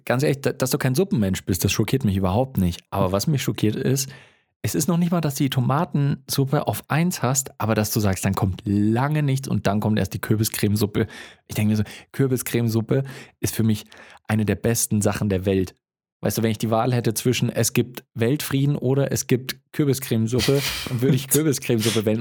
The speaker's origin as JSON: {"language": "German", "country": "Germany", "tie": "born or raised there", "said": "ich bin in Deutschland aufgewachsen"}